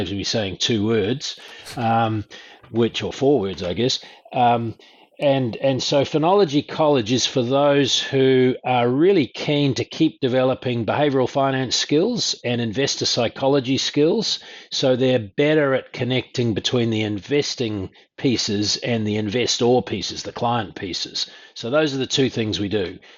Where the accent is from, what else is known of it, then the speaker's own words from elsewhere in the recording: Auckland, New Zealand; born there; I was the kid of a couple who eloped from South Africa, moved to New Zealand. I was born in Auckland